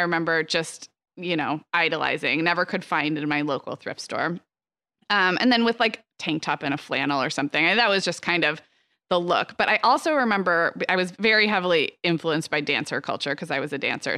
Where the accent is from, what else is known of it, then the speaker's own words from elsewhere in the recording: Santa Barbara, California, United States; growing up in Santa Barbara